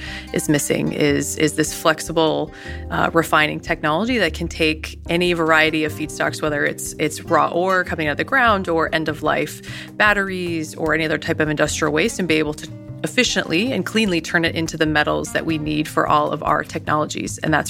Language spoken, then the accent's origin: English; New York, United States; I think growing up in the Adirondacks, essentially, we were right above, right, the Adirondacks, and hiking every day.